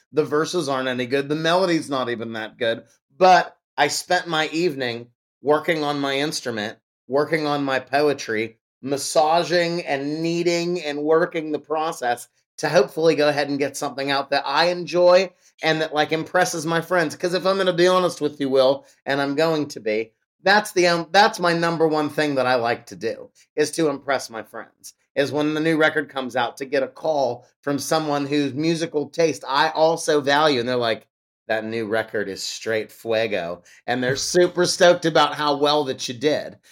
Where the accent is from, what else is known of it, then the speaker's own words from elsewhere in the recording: Pittsburgh, Pennsylvania, United States; my hometown of Pittsburgh, Pennsylvania